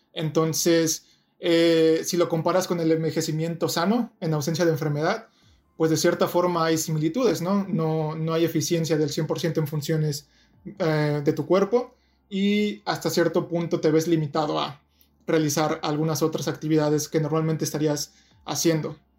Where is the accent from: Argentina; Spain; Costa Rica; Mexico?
Mexico; Toluca, State of Mexico; moved away as an adult; also born or lived in Ensenada, Baja California; now in Irvine, United States; yo soy mexicano, nací, y crecí en la ciudad de Toluca, cerca de la Ciudad de México